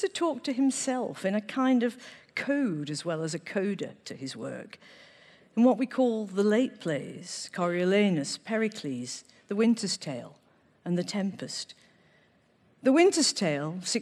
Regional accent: Manchester, North West England, United Kingdom; I was born in Manchester.

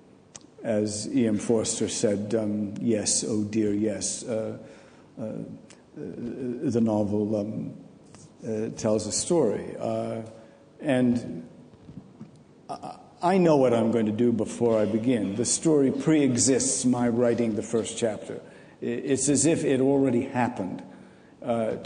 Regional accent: New England, United States; I look upon myself as a New Englander

